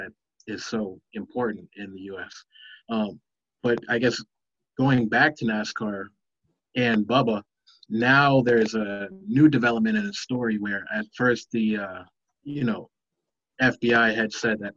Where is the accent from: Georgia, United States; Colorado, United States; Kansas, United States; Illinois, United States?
Illinois, United States; Chicago; I'm from Chicago as well